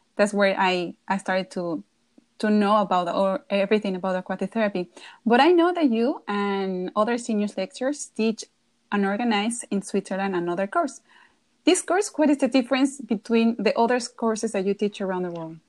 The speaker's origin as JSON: {"language": "English", "region": "Querétaro", "country": "Mexico", "tie": "born or raised there", "said": "my hometown, that was Querétaro"}